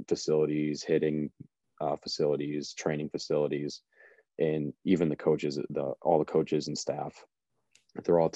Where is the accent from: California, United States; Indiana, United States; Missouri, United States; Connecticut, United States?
Connecticut, United States; Watertown; I am back in Connecticut. I'm in my hometown in Watertown